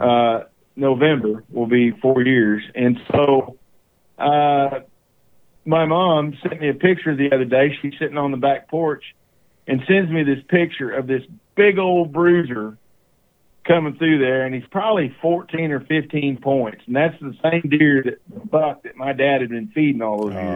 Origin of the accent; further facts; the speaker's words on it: East Texas, United States; the ranches and the farms that I grew up on in East Texas